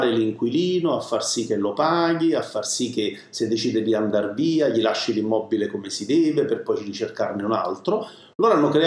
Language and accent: Italian; Naples, Campania, Italy; parlo della mia campagna perché ovviamente sono napoletano, che è la mozzarella di bufala.